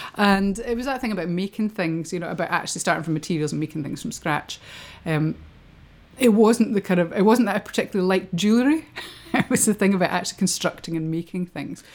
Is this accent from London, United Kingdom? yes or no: no; Kirkcaldy, Scotland, United Kingdom; also born or lived in Edinburgh; brought up in Kirkcaldy, which is a, you know, a really small place, three thousand people.